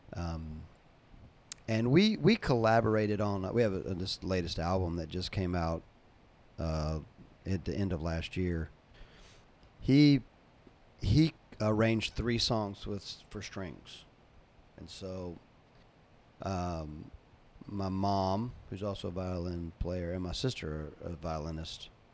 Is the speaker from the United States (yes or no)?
yes; North Carolina, United States; moved away; also born or lived in Jacksonville; I grew up in North Carolina